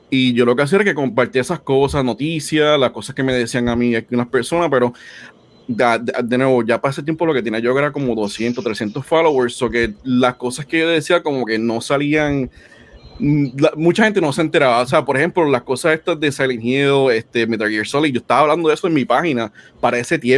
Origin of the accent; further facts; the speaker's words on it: Puerto Rico; now in United States; pues yo me mudé de Puerto Rico para, para acá, para Estados Unidos.